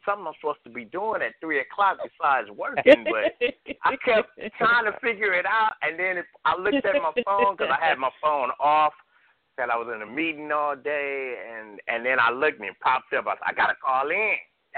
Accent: California, United States; my home state, Golden State

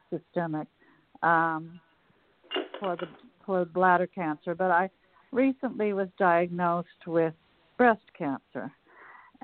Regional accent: Calgary, Alberta, Canada; now in Washington, D.C., United States; I'm from Calgary, although I'm now in Washington, D.C., but I grew up in those mountains

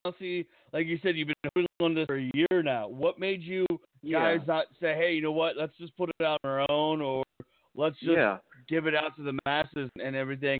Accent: Pennsylvania, United States; accent: East Coast; now in Las Vegas, United States; I'm originally from Pennsylvania

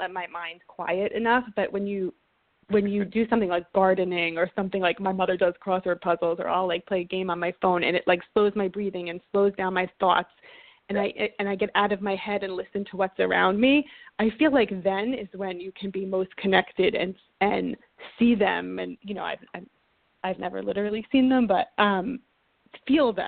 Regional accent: New Jersey, United States; also born or lived in New York / Chicago / Boston; now in Los Angeles, United States; I grew up in New Jersey, lived in New York for many years.

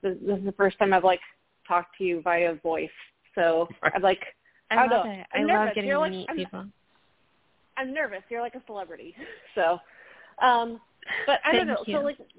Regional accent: Virginia, United States; I'm from Northern Virginia.

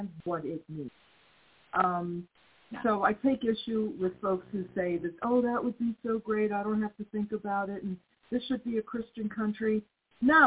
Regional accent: United States; I'm still American

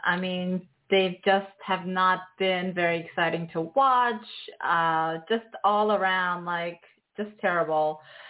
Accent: New York, United States; So as a New Yorker

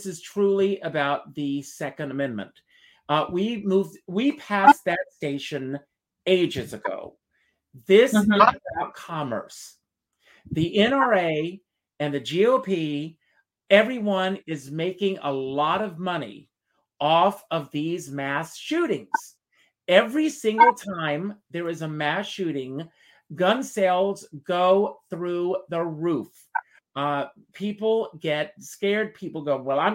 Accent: Myrtle Beach, South Carolina, United States; I grew up in Myrtle Beach, South Carolina, outside mm-hmm. of Myrtle Beach.

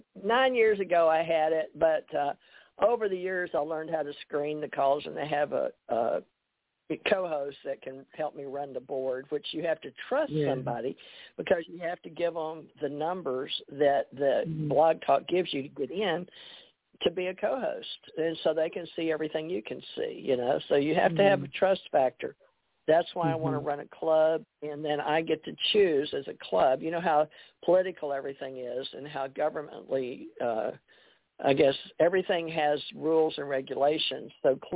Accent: Monroe, Louisiana, United States; born there; now in Beaver Dam, United States; I'm from the South. I was born in Monroe, Louisiana, but when I traveled the world I was government trained, and I didn't have any accent. But I've lived the last 20 years in Beaver Dam, Kentucky

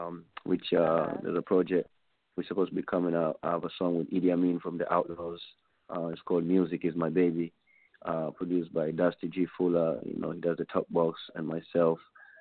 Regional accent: Tanzania; Not like I'm just from Tanzania in L.A. or in Chicago or in Atlanta.

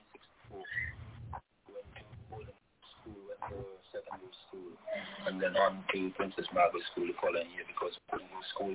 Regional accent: Urlings, Antigua & Barbuda; I was born here in Erling, just about halfway up in the village. And, you know, as a youngster, I used to roam all these hills as a home place.

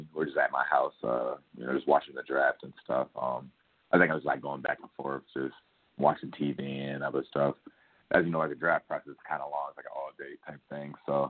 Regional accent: Boston, Massachusetts, United States; moved away as an adult; I'm from Boston

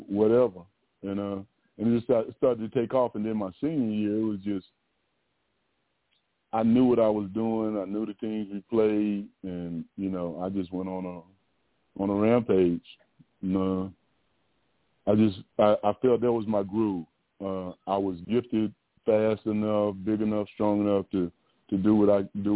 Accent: Virginia, United States; moved away as an adult; now in Texas, United States; I grew up in Virginia. I did go to Virginia Tech

